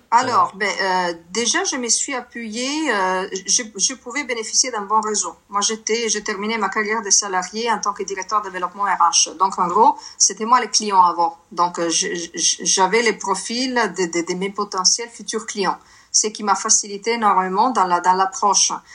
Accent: Milan, Lombardy, Italy; French is a second language; moved away as an adult; now in France; je suis née en Italie, je suis née à Milan, je suis arrivée en France en 2007

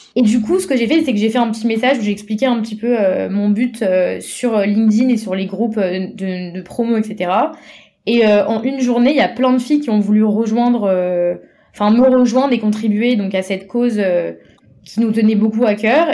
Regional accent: Paris, Île-de-France, France; je viens de Paris

